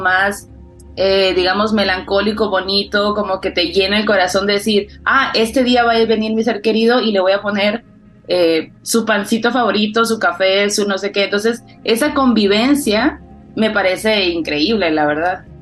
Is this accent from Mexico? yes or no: yes; Sonora, Mexico; moved away; yo soy del norte, soy de Sonora, y en el norte no se celebra tanto como tal el Día de Muertos.